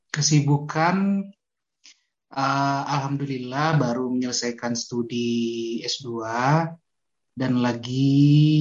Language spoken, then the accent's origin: Indonesian; Padang, West Sumatra, Indonesia; ditanya gua asal mana uh, gua bilang ya orang Padang